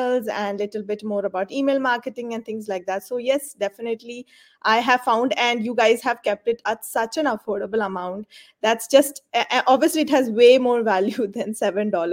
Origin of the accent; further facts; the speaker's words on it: India; moved away as an adult; now in Dubai, United Arab Emirates; I am from India, but I am a resident of UAE